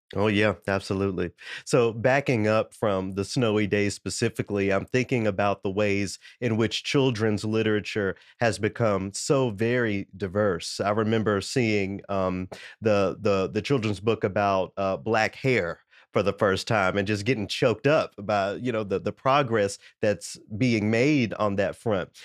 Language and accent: English; Tennessee, United States; I'm from Tennessee